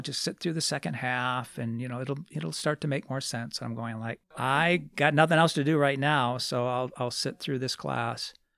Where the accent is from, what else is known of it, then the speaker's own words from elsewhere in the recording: Lansing, Michigan, United States; I grew up in Lansing